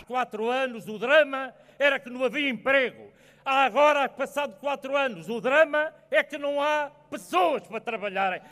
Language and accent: Portuguese; Viseu, Portugal; Nós somos vizienses! Aqui não há cá cazaquistão é nenhum, cavaquistão é nenhum, nós somos de Viseu!